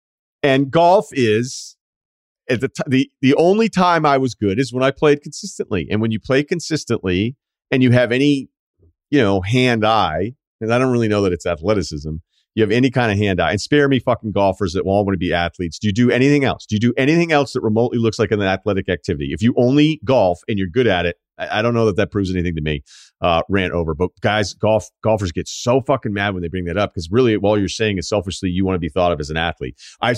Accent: Midwest, United States; I'm from the Midwest. We met in college in the Midwest and have settled down near my hometown, not far away from where we met.

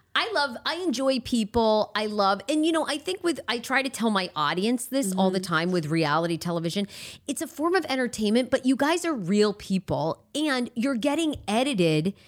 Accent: Maine, United States; moved away; I know what it's like to grow up in a rural area

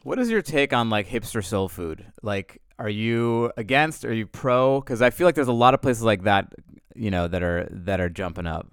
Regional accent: New York, United States; moved away; I'm from New York

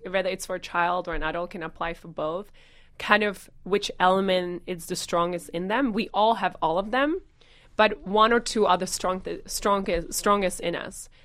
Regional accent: Czechia; moved away as an adult; growing up in the Czech Republic and spending a lot of times on the weekends with my grandparents

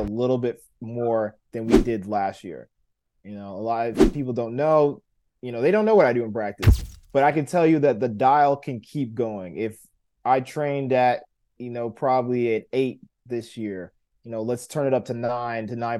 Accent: United States; I'm an American

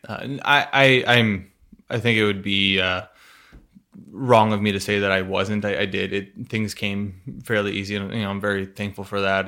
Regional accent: Burlington, Washington, United States; I grew up in a small town, uh, Burlington, Washington.

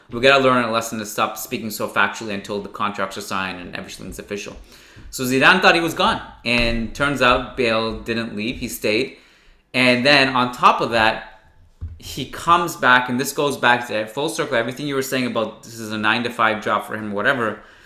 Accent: Canada; me as a Canadian

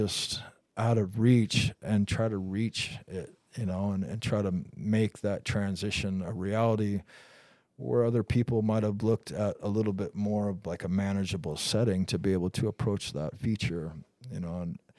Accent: Pacific Northwest, United States; Growing up in the Northwest with Dave and Todd, you know, riding for Liptek and Gnu, we spent a lot of time together.

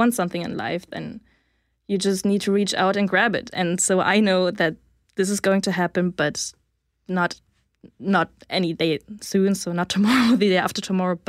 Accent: Hamburg, Germany; moved away as an adult; also born or lived in Canada; now in Bulgaria; I will go back to Hamburg, Germany, because that's where I grew up and that's, my hometown.

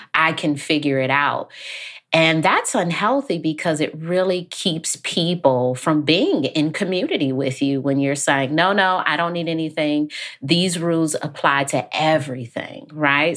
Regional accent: Detroit, Michigan, United States; I grew up in Detroit

